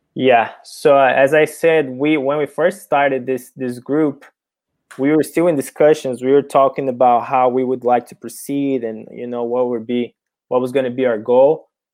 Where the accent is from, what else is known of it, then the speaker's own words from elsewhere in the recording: Brazil; English is a second language; moved away as an adult; now in United States; I wasn't born here in America. I was born and raised in Brazil. only came here for college